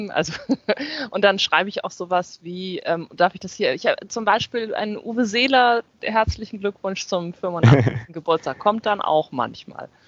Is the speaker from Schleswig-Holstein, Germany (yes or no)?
yes; Flensburg, Schleswig-Holstein, Germany; Weil ich in Hamburg lebe, ich komme aus Flensburg, ich bin halt zum Studium nach Hamburg gezogen